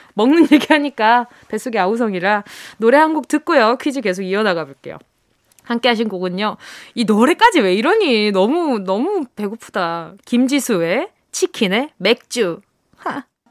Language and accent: Korean; Busan, South Korea; now in Seoul, South Korea; 내 고향은 부산 아이가